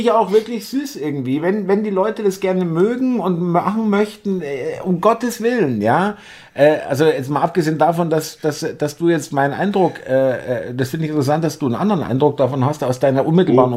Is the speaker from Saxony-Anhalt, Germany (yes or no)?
no; Bavaria, Germany; now in Berlin, Germany; ich äh, stamme ja auch aus Bayern, ich kenne es auch aus meiner Kindheit